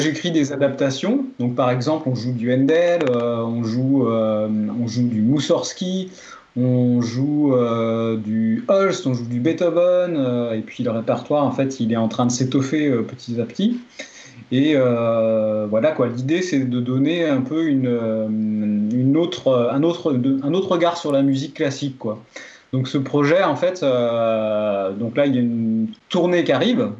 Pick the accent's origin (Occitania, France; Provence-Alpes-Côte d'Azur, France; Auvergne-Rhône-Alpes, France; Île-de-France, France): Auvergne-Rhône-Alpes, France; Drôme; Puisque je suis originaire de la Drôme, c'est là que j'habite